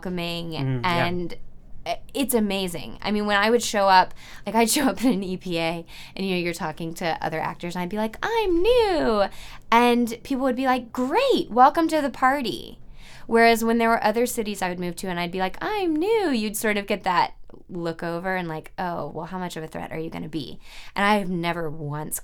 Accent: Atlanta, Georgia, United States; moved away as an adult; also born or lived in Azerbaijan; now in Washington, D.C., United States; I grew up in Atlanta

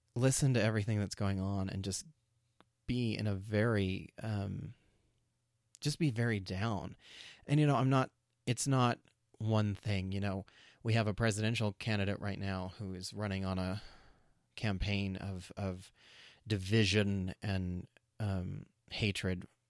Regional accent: New Mexico, United States; I grew up in New Mexico in a town with, um, there were a lot of white kids.

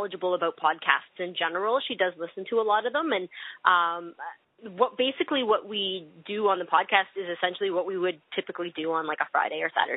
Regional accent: Canada; accent: Canadian; I'll be pronouncing all of my words in a Canadian accent.

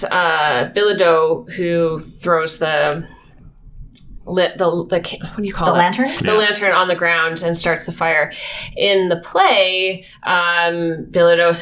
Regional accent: Canada; first language English; as an English Canadian

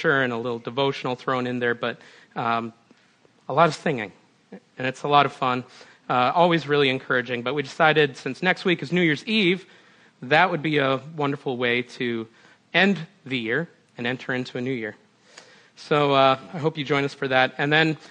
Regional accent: Minnesota, United States; now in Western New York, United States; I grew up in Minnesota. Sometimes that comes out in the way I pronounce my O's

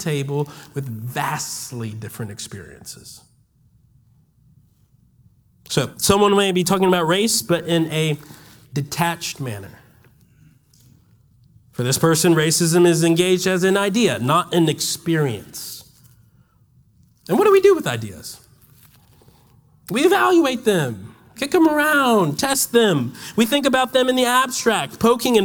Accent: Washington, District of Columbia, United States; moved away as an adult; now in Birmingham, United States; I'm not from Alabama. I'm from Washington, D.C.

